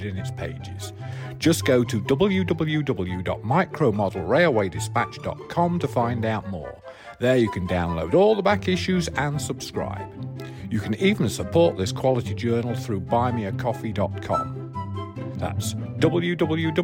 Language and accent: English; England, United Kingdom; moved away; as an Englishman and an English modeler